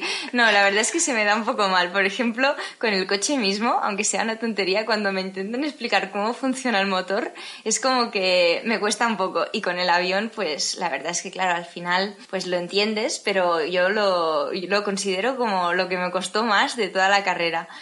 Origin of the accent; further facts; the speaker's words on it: Tarragona, Catalonia, Spain; soy de Tarragona